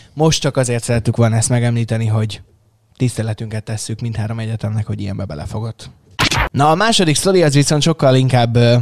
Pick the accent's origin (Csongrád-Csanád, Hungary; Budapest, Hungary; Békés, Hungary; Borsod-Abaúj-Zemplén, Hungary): Csongrád-Csanád, Hungary; Szeged; szegediek vagyunk, és azért így hazahúz a szívünk egy kicsit